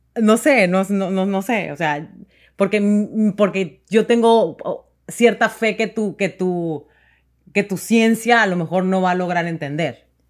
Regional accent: Mexico; moved away; nosotros como mexicanos llegamos aquí

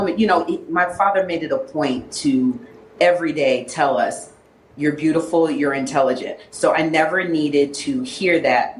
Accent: Liberia; born there; My father is from Ghana, and I was born in Liberia.

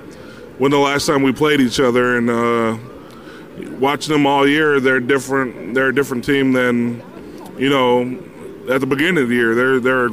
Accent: New Mexico, United States; I'm actually New Mexican

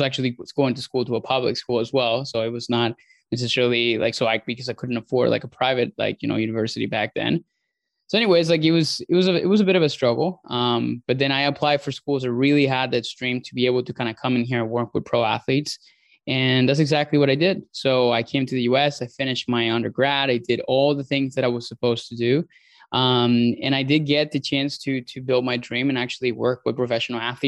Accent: Puerto La Cruz, Anzoátegui, Venezuela; So I was born in Venezuela, so born and raised there. So grew up down in a small town called Puerto La Cruz.

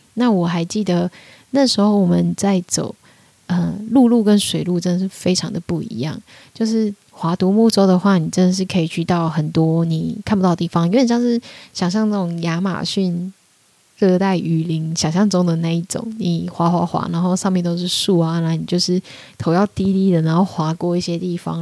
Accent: Taiwan; moved away as an adult; also born or lived in Austria / Australia / London; 我就说我是台湾人

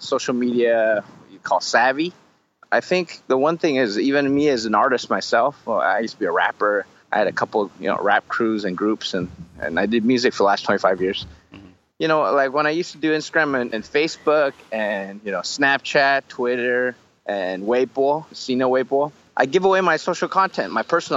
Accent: United States; moved away as an adult; now in Taiwan; grew up in the States

